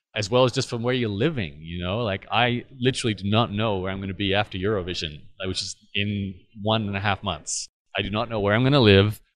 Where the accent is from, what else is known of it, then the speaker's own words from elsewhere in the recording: Australia; living and growing up in Australia